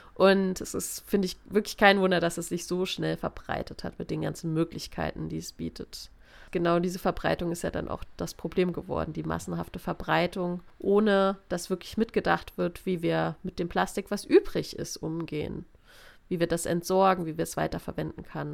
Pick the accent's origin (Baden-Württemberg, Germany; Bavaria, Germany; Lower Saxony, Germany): Baden-Württemberg, Germany; Offenburg area; ich komme aus der Gegend hier